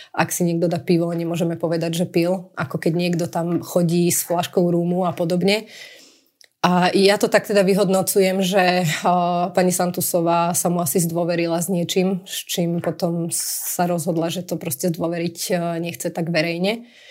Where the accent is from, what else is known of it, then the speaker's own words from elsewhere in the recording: Prievidza, Trenčín Region, Slovakia; moved away as an adult; also born or lived in Bratislava; v Prievidzi kde vlastne pochádzame a skadiaľ pochádzame